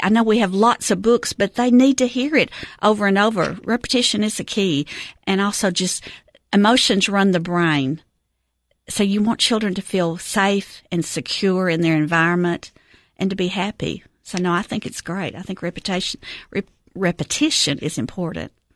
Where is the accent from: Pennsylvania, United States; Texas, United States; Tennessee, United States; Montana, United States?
Tennessee, United States; Cookeville; I am a Cookville native. I have lived here my whole life.